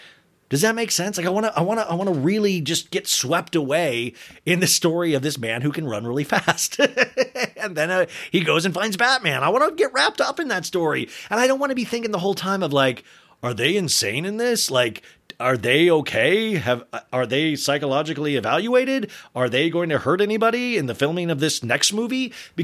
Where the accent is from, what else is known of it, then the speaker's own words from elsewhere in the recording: Kansas, United States; I grew up in Kansas.